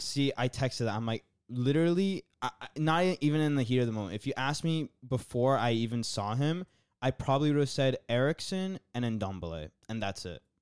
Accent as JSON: {"language": "English", "country": "United States", "said": "I'm from America. I came here to visit"}